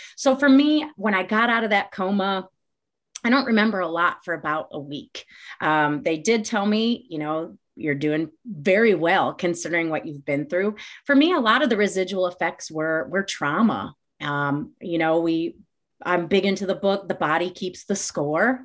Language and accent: English; Glendale Heights, Illinois, United States; also born or lived in Champaign, Illinois; I grew up in the northwest suburbs of Chicago, a town called Glendale Heights